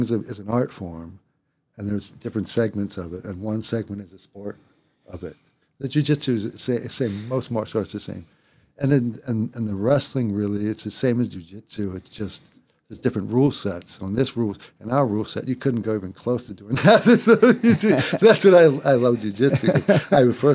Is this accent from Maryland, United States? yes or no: yes; Baltimore, Maryland, United States; moved away as an adult; also born or lived in New York City; now in Los Angeles, United States; I'm a kid from Baltimore